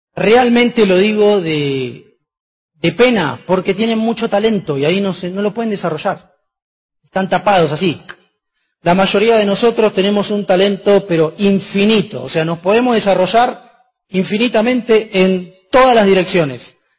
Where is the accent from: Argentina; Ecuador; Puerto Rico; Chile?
Argentina